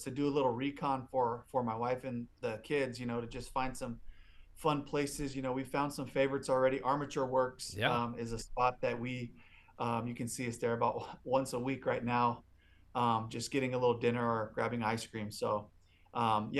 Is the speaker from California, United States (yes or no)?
yes; Los Angeles, California, United States; also born or lived in Seattle, Washington; now in Tampa, United States; I'm from Los Angeles, California